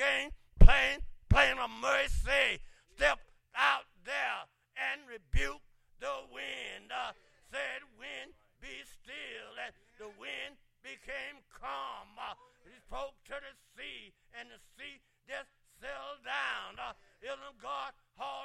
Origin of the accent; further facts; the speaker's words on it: Clay Hills, Alabama, United States; growing up in the Clay Hills, Alabama